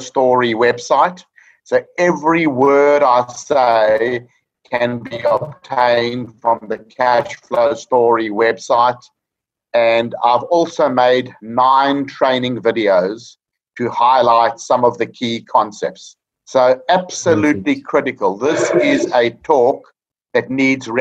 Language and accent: English; South Africa; moved away as an adult; now in Australia; I'm a South African chartered accountant living in Australia for the past 25 years